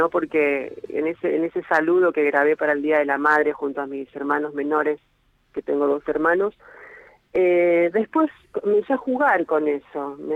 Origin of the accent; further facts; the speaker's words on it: Hurlingham, Buenos Aires Province, Argentina; ahora estoy en la casa familiar, acá en Hurlingham, es eh, al, hacia el oeste, digamos, de lo que es el AMBA, ¿no?